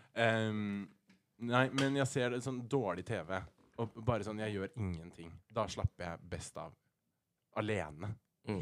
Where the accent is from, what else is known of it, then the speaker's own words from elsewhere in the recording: Rena, Innlandet, Norway; now in Oslo, Norway; jeg kommer faktisk fra Rena